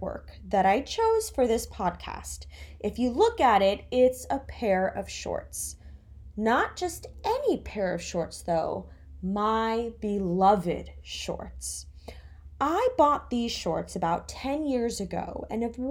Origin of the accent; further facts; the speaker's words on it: Florida, United States; moved away as an adult; also born or lived in New Jersey; now in New York City, United States; I'm from Florida. I was born in New Jersey, but I've lived in Florida since I was 7 years old.